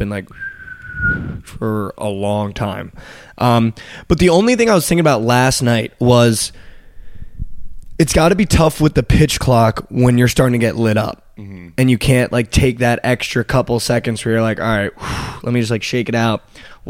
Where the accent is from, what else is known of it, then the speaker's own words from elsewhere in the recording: Northeast, United States; moved away as an adult; also born or lived in Los Angeles; now in Texas, United States; I was lived in the Northeast my whole life.